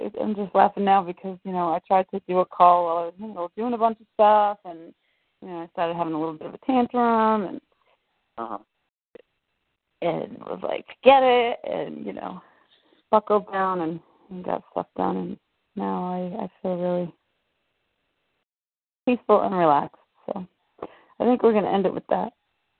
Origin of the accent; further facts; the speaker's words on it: Massachusetts, United States; No, actually, I lived on the East Coast. {S4} Okay. {S3} I was from Massachusetts.